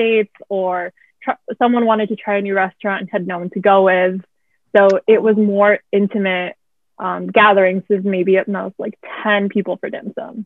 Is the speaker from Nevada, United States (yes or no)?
yes; Las Vegas, Nevada, United States; also born or lived in Boston / San Diego / Midwest; now in Arlington, United States; I'm originally from Las Vegas